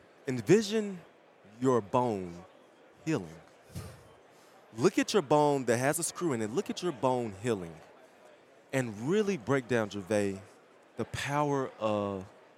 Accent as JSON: {"language": "English", "region": "Mississippi", "country": "United States", "said": "I'm from Mississippi."}